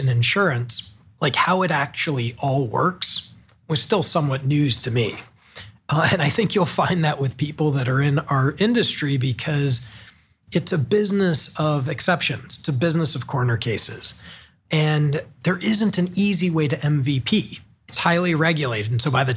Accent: Hudson, Ohio, United States; also born or lived in Chicago / San Francisco; now in Cleveland, United States; I grew up in Hudson, Ohio, just outside of Akron. An Ohio kid all my life until in my working age

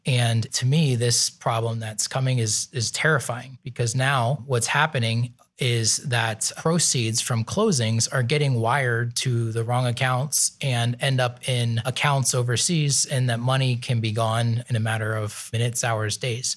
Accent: Nazareth, Pennsylvania, United States; moved away as an adult; now in Columbus, United States; I'm from Eastern Pennsylvania. So my family is from a town called Nazareth

